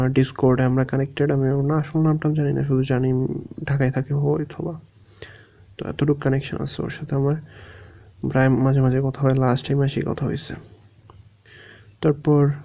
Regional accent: Bangladesh; আমি বলছি বাংলাদেশি

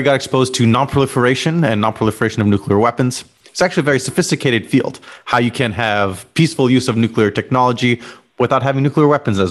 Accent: Los Alamos, New Mexico, United States; I grew up in Los Alamos, New Mexico

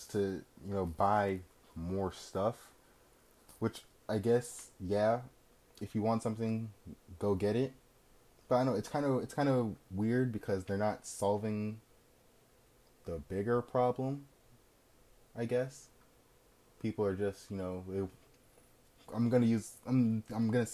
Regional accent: New Jersey, United States; I'm from Jersey. I like Jersey

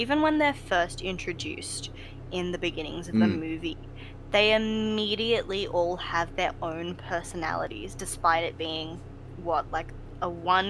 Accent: Australia; we're Australian

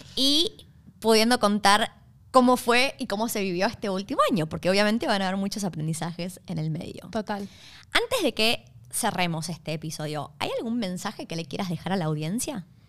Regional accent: Argentina; now in Australia; venimos de Argentina

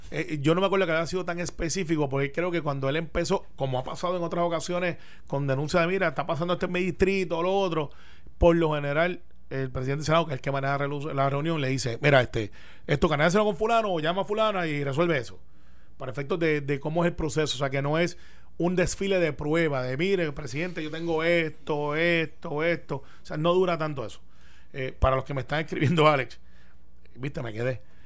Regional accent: Puerto Rico; Criado en Cantagallo

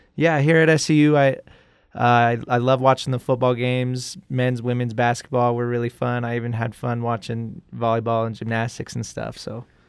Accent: Brigham City, Utah, United States; I grew up in Brigham City, Utah. It's about an hour north of Salt Lake

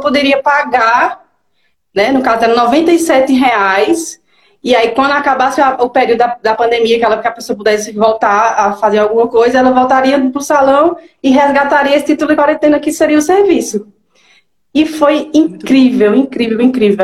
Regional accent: Garanhuns, Pernambuco, Brazil; sou de Garanhuns, Pernambuco.

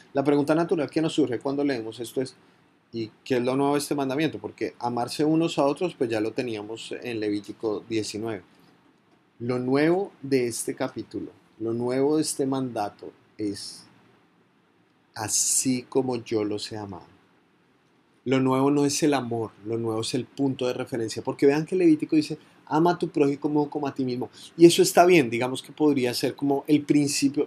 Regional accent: Colombia; Montería, en Córdoba, una de las zonas más golpeadas por la violencia en mi país

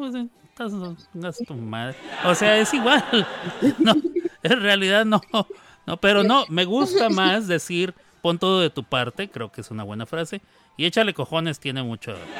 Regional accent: Mexico; El voceo es equivale a lo que para mí como mexicano es tú

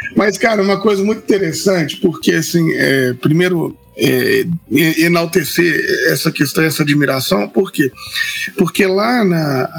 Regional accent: Itabira, Minas Gerais, Brazil; que é lá da minha cidade

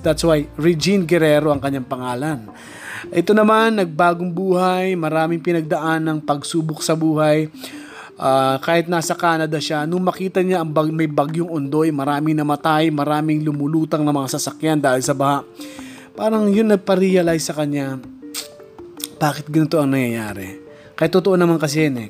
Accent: Bicol Region, Philippines; now in Metro Manila, Philippines; taga Bicol ako

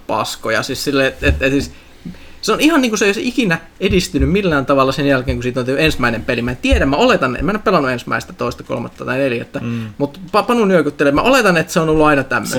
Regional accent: Finland; kun mä olin pieni Suomessa

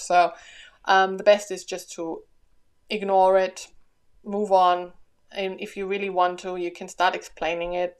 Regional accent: Germany; now in Australia; I'm from Germany, so I'm used to a cold Christmas

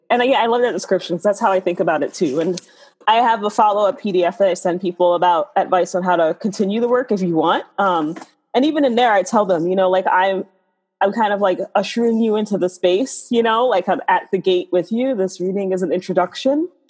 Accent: New York City, New York, United States; I grew up in the South Bronx

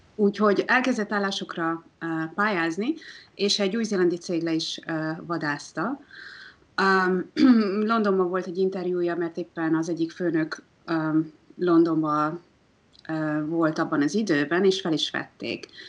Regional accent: Hungary; now in New Zealand; magyarként Magyarországon aklimatizálódva

